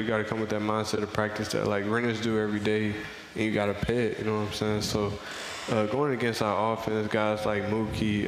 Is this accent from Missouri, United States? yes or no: yes; Missouri, United States; I'm from Missouri